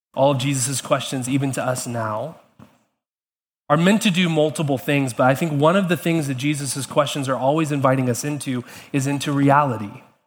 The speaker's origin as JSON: {"language": "English", "town": "Atlanta", "region": "Georgia", "country": "United States", "tie": "born or raised there", "moved": "yes", "lives_now": "Charlottesville, United States", "said": "growing up in Atlanta"}